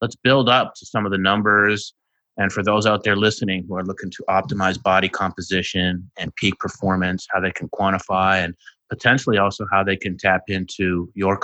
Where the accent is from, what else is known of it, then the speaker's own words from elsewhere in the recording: Winnipeg, Manitoba, Canada; I'm from Winnipeg, Canada